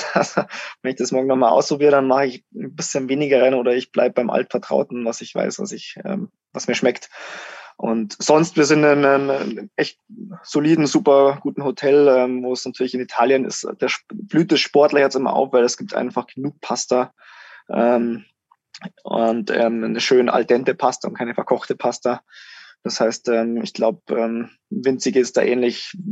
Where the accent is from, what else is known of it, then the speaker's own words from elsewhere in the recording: Germany; wir hatten als Deutsche schon sehr gute Rennen.